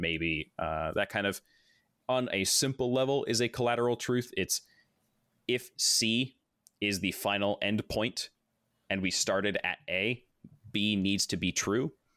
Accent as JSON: {"language": "English", "town": "Corvallis", "region": "Oregon", "country": "United States", "tie": "born or raised there", "said": "born and raised in Corvallis, Oregon. I'm now almost thirty years old, still stuck here"}